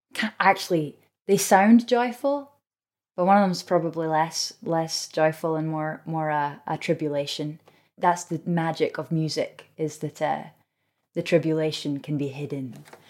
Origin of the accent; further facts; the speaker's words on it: Scotland, United Kingdom; as a Scot